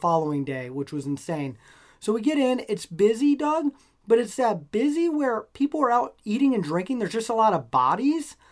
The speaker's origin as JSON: {"language": "English", "region": "Nebraska", "country": "United States", "moved": "yes", "said": "I'm from Nebraska originally"}